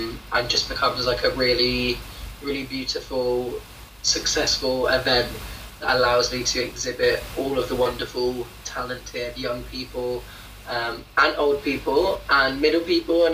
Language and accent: English; United Kingdom; I'm British, but I'm also Caribbean. But I live in the UK